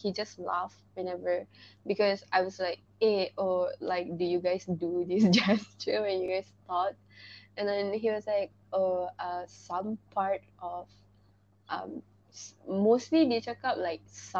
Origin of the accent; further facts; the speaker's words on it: Malaysia; I'm not Italian or Spanish. I'm Malaysian.